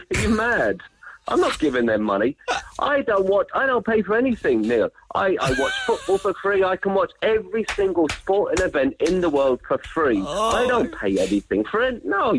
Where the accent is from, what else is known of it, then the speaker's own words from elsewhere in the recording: London, United Kingdom; moved away as an adult; now in Cork, Ireland; now you can tell by my accent, I'm not from Cork. You're the English? Yeah, well, I am from London. I've lived there for 10